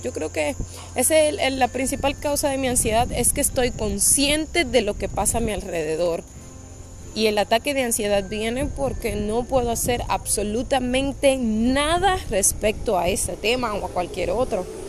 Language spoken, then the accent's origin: Spanish; Dominican Republic; now in Punta Cana, Dominican Republic; soy de República Dominicana. Aunque vivo y trabajo en Punta Cana, pues mi familia y todos están en Santo Domingo.